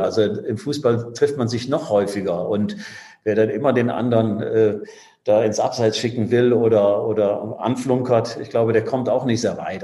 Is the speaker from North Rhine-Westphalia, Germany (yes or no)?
yes; Düsseldorf, North Rhine-Westphalia, Germany; moved away; also born or lived in Bremen / France; Ich bin Düsseldorfer, das ist, äh, das ist meine Heimatstadt